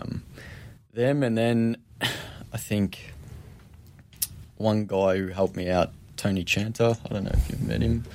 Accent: Epping, Victoria, Australia; where we grew up in Epping, literally the end of the street

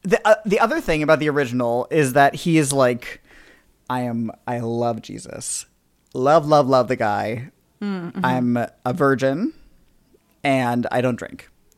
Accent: East Coast, United States; We're from the East Coast. Long Island Sound, that's the sound we know.

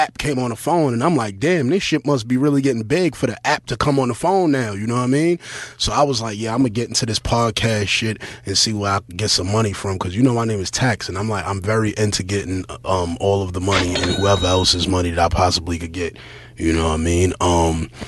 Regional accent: New York City, New York, United States; Basically, I'm from Brooklyn, you know what I mean? From East New York

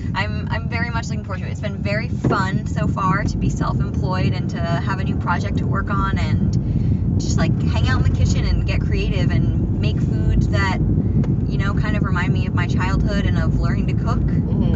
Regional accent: Maine, United States; moved away; growing up in Maine, I have learned to appreciate being far away from a grocery store

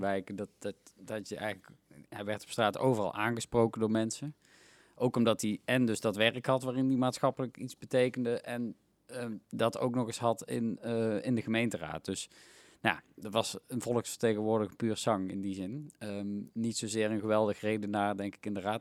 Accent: Helmond, North Brabant, Netherlands; moved away as an adult; also born or lived in Tilburg; now in Eindhoven, Netherlands; want Helmond is waar ik ben opgegroeid

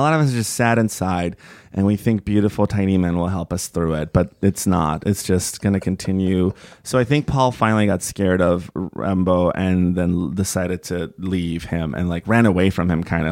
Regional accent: Bay Area, California, United States; also born or lived in Toluca, Mexico; I grew up in the Bay Area and when I got to middle school, it was like, "Do you want to take French or Spanish?" And I'm originally from Mexico. I was born in Toluca, Mexico

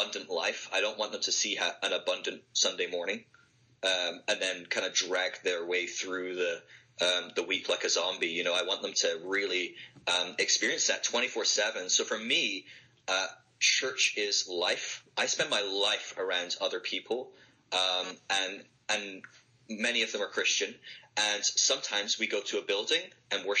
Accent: Scotland, United Kingdom; now in Sale, United Kingdom; my home country in Scotland

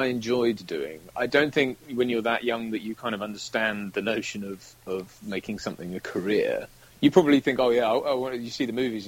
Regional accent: Cambridge, East of England, United Kingdom; also born or lived in Nassau, Bahamas; we moved to the UK when I was very young. So when I was about one, I think, we moved here. So I grew up predominantly in... in Cambridge.

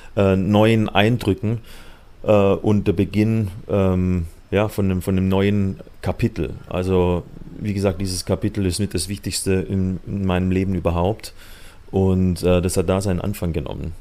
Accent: Hochdorf, Baden-Württemberg, Germany; also born or lived in Kirchheim unter Teck; Im schönen Schwabenland in der Nähe von Stuttgart. Also in Kirchheim-Deck bin ich geboren und aufgewachsen in Hochdorf

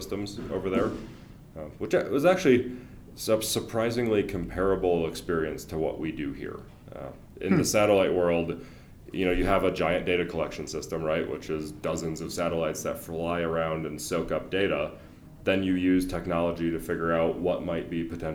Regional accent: Wisconsin and Michigan, Midwest, United States; moved away as an adult; also born or lived in Indiana; now in Colorado, United States; I'm actually a Wisconsin and Michigan guy, and then went to Purdue. So very much Midwest

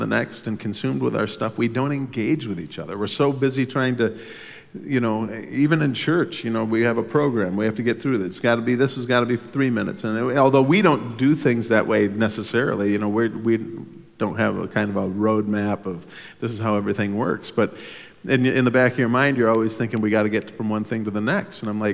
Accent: United States; as an American in Sweden

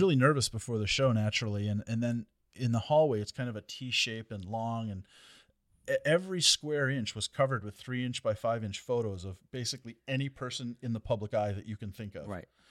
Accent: Detroit, Michigan, United States; I'm from Detroit

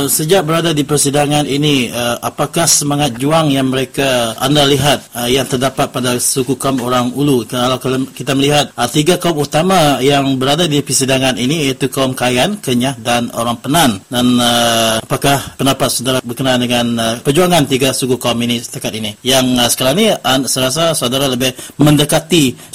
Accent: Malacca, Malaysia; saya dari Melaka.

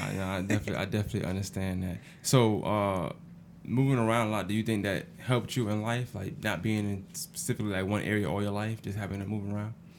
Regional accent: New York City, New York, United States; now in Augusta, United States; I'm from Brooklyn, New York

